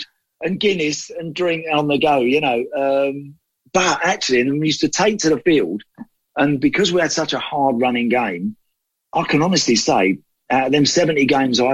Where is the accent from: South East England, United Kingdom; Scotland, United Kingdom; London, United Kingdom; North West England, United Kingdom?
South East England, United Kingdom; Bexleyheath and Dartford, Kent; That was my local team, growing up around Bexley Heath and Dartford, that sort of area.